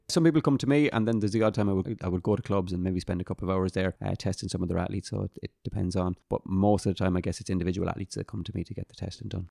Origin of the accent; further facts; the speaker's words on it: Sligo, Connacht, Ireland; I'm from Sligo